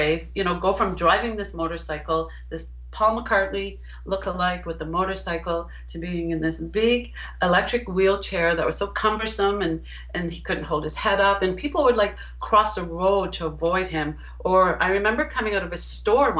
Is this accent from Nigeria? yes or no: no; Hamilton, Ontario, Canada; moved away as an adult; we moved back to my hometown, which is Hamilton, Ontario.